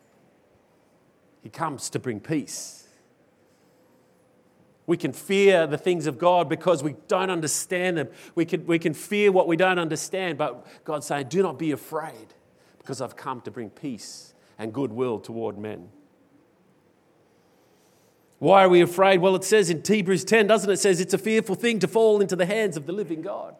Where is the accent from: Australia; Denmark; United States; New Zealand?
Australia; as an Australian, I tend to fall into the mold of dealing with fear in our very culturally different way